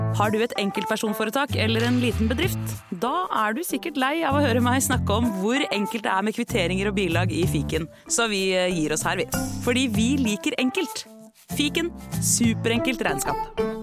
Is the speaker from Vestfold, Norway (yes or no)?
yes; Tønsberg, Vestfold, Norway; min hjemby